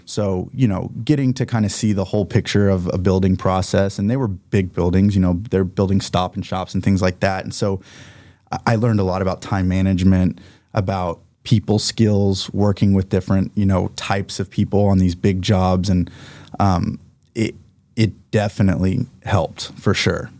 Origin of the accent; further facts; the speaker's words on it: Oklahoma, United States; moved away as an adult; also born or lived in US Virgin Islands; I'm from Oklahoma